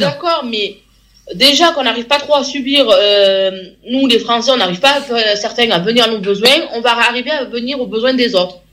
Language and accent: French; France; on est quand même chez nous, en France